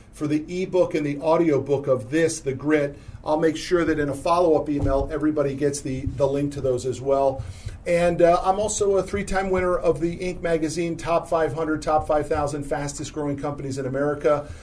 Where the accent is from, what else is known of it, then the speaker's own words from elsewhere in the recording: Connecticut, United States; now in Dallas, United States; I grew up in Connecticut